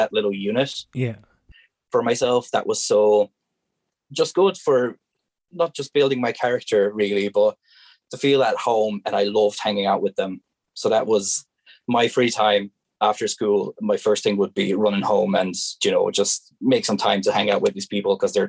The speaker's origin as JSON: {"language": "English", "area": "Pécel", "region": "Pest", "country": "Hungary", "tie": "born or raised there", "second_language": "English", "moved": "as an adult", "lives_now": "Ireland"}